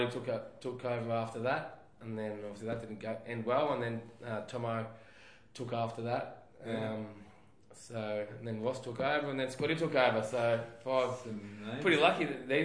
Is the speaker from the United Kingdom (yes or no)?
no; Hampton Park, Victoria, Australia; I was from Hampton Park